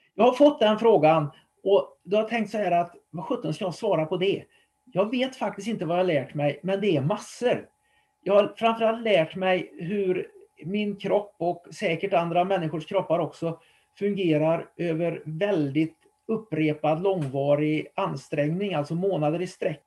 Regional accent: Trollhättan, Västra Götaland, Sweden; Trollhättan då där jag bodde, eller bor fortfarande, och drar ut den 20 kilometer runt om så var det nog min hembygd

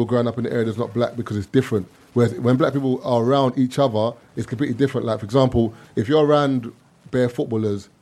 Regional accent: London, United Kingdom; also born or lived in Nigeria (ancestry); I'm from East, but I've gone to school in Southeast

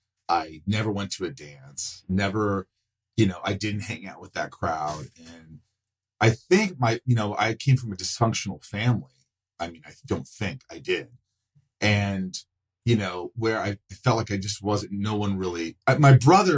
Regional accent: Indiana, United States; also born or lived in New York; we moved to Indiana from New York, which was a big change. How old are you? I was 8

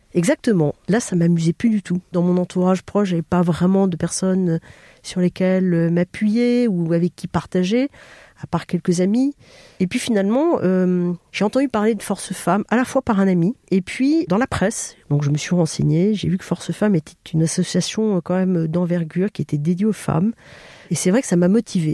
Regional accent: Bordeaux, Nouvelle-Aquitaine, France; moved away; je viens de Bordeaux, qui est ma région d'origine

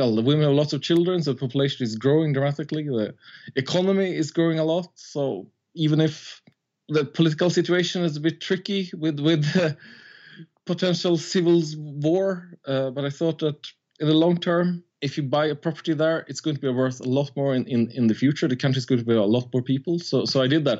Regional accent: Sweden; moved away as an adult; now in Ivory Coast; I'm from, well, Sweden, or like Swedish-Italian, but I grew up in Sweden

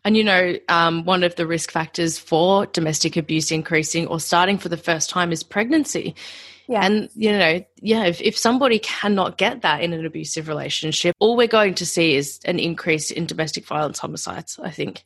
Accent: Australia; being an Australian

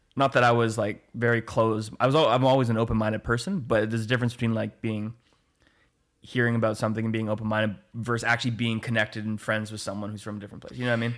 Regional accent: Oliver, British Columbia, Canada; also born or lived in Penticton; I grew up in, in Oliver. Um, I was born in Penticton and then we moved to Oliver when I was like two, I think

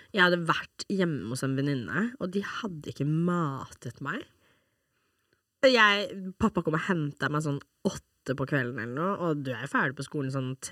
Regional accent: Norway; jeg er også norsk.

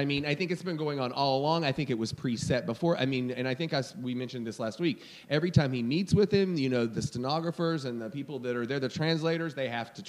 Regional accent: Kentucky, United States; I'm from Kentucky.

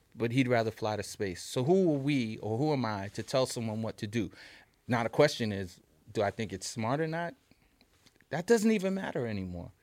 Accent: New York City, New York, United States; we're kids from New York City

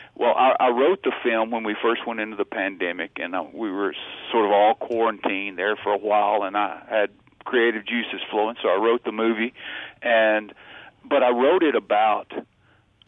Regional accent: Baldwin, United States; renovated a building here in my hometown of Baldwin into the Claude Gentry Theater

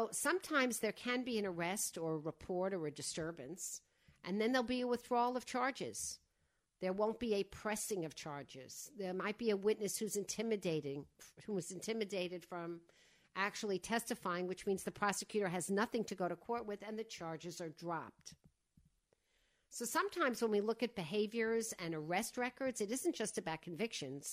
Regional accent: Long Island, New York, United States; I grew up in Widmere on the other side of the island

